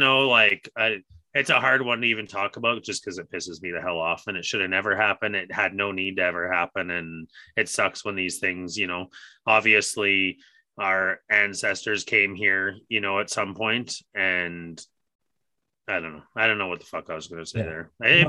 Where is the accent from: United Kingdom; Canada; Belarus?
Canada; part of what being Canadian is we're known as being kind, and we need to get that back. You know, there's a dirty mark that's been put on Canada